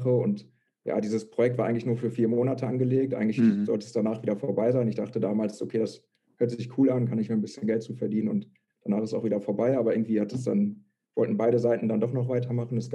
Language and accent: German; Lette, North Rhine-Westphalia, Germany; now in Münster, Germany; eigentlich komme ich aus Lette, aus dem Kreis Coesfeld. Ähm, ja, bin dann vor, wie gesagt, ungefähr zweieinhalb Jahren nach Münster gezogen